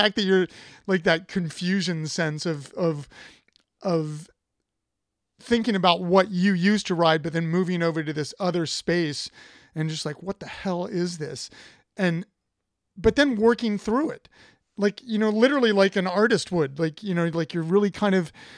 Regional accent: Columbus, Ohio, United States; I'm from Ohio. I'm from Columbus.

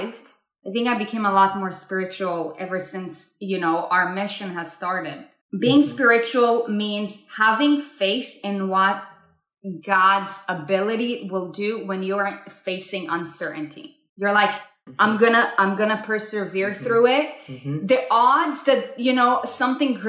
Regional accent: Israel; I was born and raised in Israel

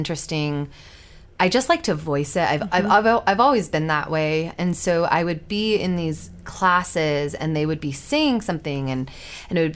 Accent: Utah, United States; Growing up in Utah County

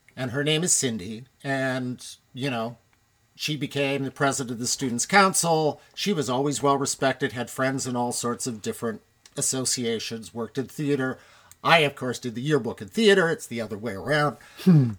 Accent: Toronto, Ontario, Canada; I was born right here in Toronto, one of the actual Torontonians, born at Women's College Hospital, right on College Street

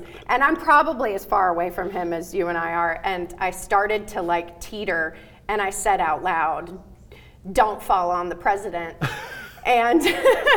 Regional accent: Alabama, United States; moved away; I grew up in Alabama

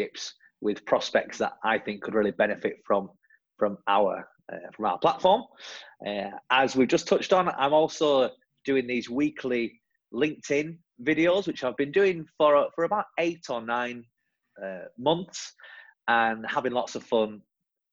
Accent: the north of England, United Kingdom; now in London, United Kingdom; I'm originally from the north of England, as you'll hear from my silly accent, and now based in London.

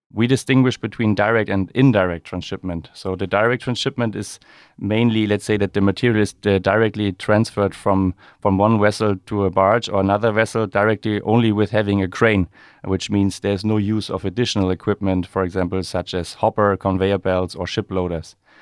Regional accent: Rostock, Mecklenburg-Vorpommern, Germany; growing up in Rostock, uh, there's always a connection to the maritime environment or industry.

